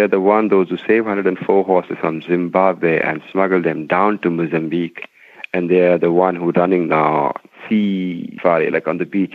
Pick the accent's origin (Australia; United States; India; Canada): India; Himachal Pradesh; now in New Delhi, India; I'm from basically from Himalaya, a North Indian uh, state called Himachal